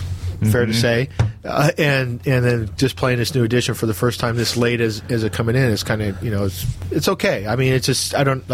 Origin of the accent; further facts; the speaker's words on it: California, United States; moved away; also born or lived in Oregon; I'm from California, and I lived up there so long, my O's all run together.